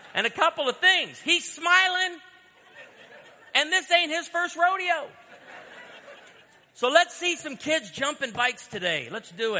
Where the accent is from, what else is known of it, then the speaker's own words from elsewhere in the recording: outside of Chicago, Illinois, United States; I was born outside of Chicago